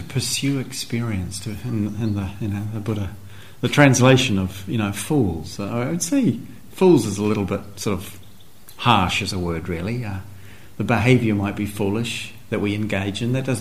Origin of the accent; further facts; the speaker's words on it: New Zealand; as a young teenager growing up in New Zealand